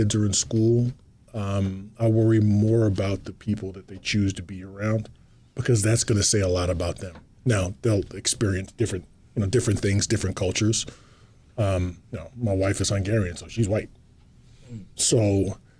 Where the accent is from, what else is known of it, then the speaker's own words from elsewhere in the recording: Atlantic City, New Jersey, United States; moved away; also born or lived in Spain; I'm from Atlantic City, New Jersey, which was predominantly black, but our high school was pretty diverse